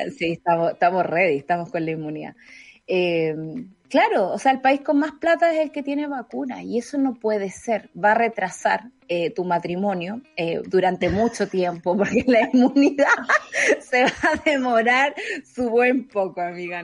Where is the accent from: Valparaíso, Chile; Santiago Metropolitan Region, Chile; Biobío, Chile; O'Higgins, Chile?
O'Higgins, Chile; Santa Cruz; moved away; De la sexta región de Santa Cruz.